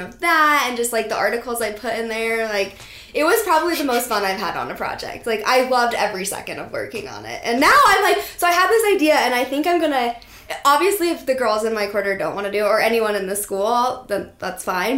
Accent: Steamboat Springs, Colorado, United States; I grew up in Steamboat Springs, Colorado

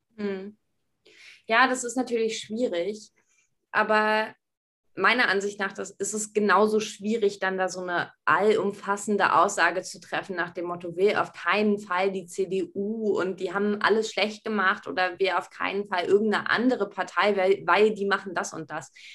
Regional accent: Berlin, Germany; Ich bin in Berlin Alt-Pankow zur Schule gegangen

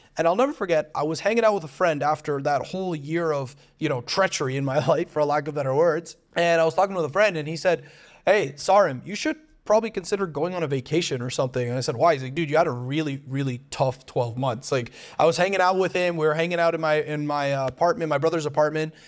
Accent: Toronto, Ontario, Canada; moved away as an adult; now in Medellín, Colombia; I made the decision to leave my hometown of Toronto, Canada, to move to Medellín, Colombia.

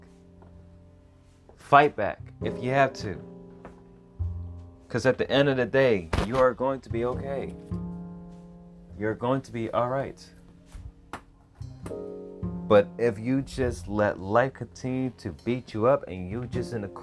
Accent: Los Angeles, California, United States; I'm from South Central Los Angeles. Those of us that live in South Central, we know about the hardships

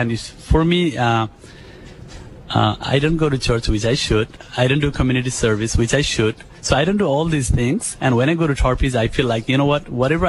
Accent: Nepal; moved away as an adult; now in United States; Yeah, I came from Nepal in the 90s, late 90s.

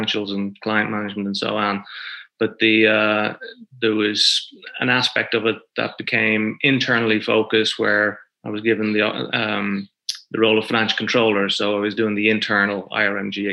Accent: Dublin, Leinster, Ireland; moved away as an adult; now in Bermuda; I'm originally from Dublin, born and bred, and moved out to Bermuda in 1996.

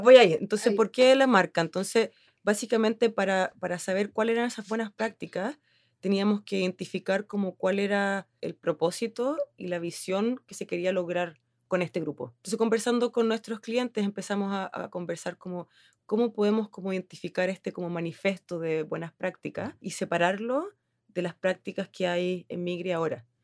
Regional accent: Chile; accent: Chilean; moved away as an adult; also born or lived in Helsinki, Finland; now in Finland; yo soy chilena, yo creo que se nota por mi acento

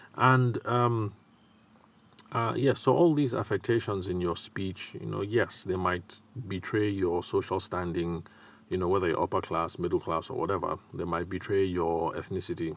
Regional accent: Nigeria; accent: Nigerian; my accent didn't betray that, um, I'm a Nigerian guy

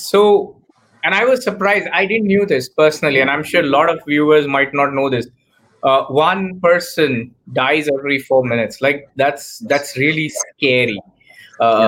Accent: India; I'm born and brought up in India

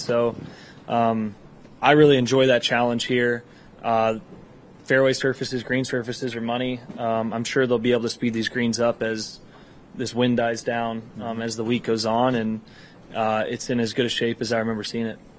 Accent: Texas, United States; being a Texan

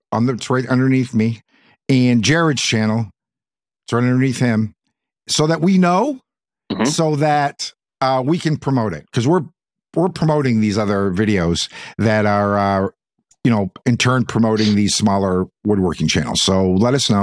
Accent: Texas, United States; I'm from Texas.

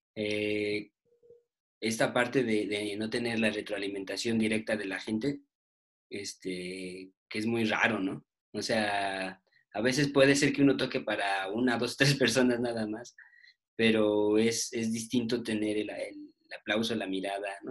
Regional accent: Mexico City, Mexico; somos, somos, bueno, aquí pues, chilangos

